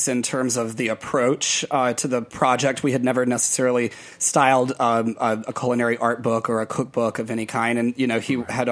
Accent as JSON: {"language": "English", "region": "South Mississippi", "country": "United States", "tie": "born or raised there", "said": "I'm from South Mississippi, so there's a lot of pine straw everywhere"}